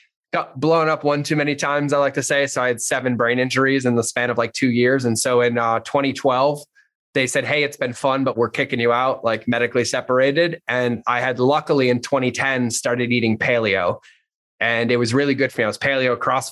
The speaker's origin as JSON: {"language": "English", "region": "Massachusetts", "country": "United States", "tie": "born or raised there", "said": "I grew up in Massachusetts, pretty shitty childhood"}